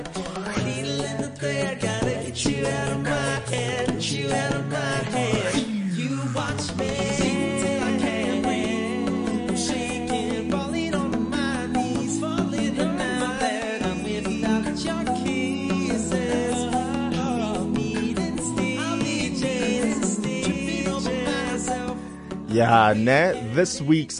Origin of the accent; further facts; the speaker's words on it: Durban, KwaZulu-Natal, South Africa; I'm also from Durban